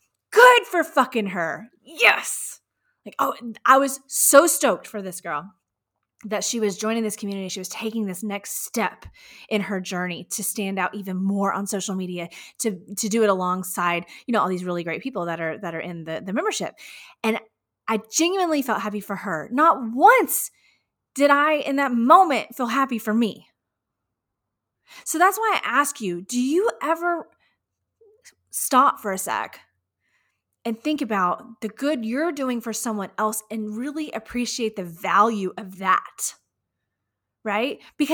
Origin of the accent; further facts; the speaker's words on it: Houston, Texas, United States; right here in my hometown of Houston, Texas.